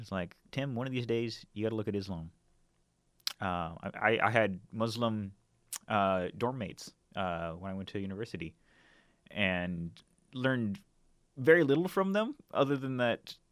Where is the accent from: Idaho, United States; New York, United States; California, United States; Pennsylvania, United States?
Idaho, United States; North; moved away as an adult; also born or lived in Seattle, Washington; now in Portland, United States; I'm originally from North Idaho. Um, grew up there, and spent pretty much most of the, my first two decades in that uh, region